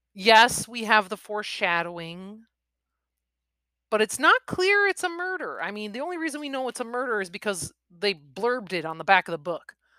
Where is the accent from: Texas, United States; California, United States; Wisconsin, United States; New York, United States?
Wisconsin, United States; born and bred in Wisconsin